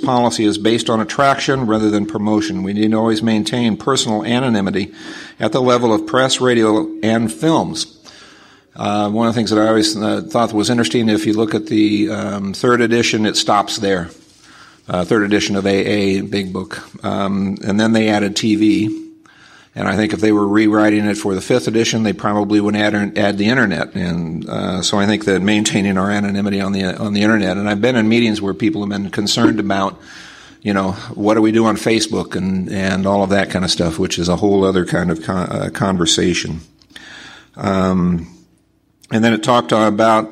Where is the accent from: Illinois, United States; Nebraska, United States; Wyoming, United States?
Nebraska, United States; I'm from Nebraska